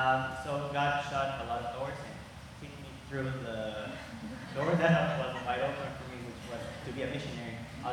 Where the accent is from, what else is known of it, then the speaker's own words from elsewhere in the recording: Antigua Guatemala, Sacatepéquez, Guatemala; English is a second language; I lived all my life, and I grew up in Antigua, which is a very famous town, like 30 minutes from the capital city. I grew up in a Christian home. I was Christian. I've been Christian my whole life.